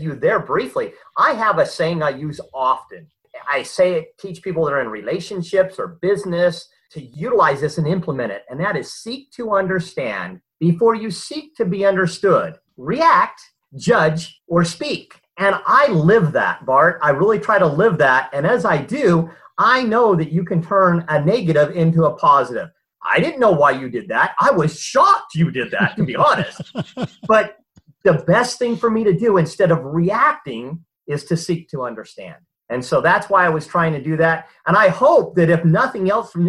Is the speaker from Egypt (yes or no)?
no; Southern California, United States; moved away as an adult; now in Utah, United States; I grew up in Southern California as a Southern California beach boy. I've since been transplanted to Utah and lived here most of my life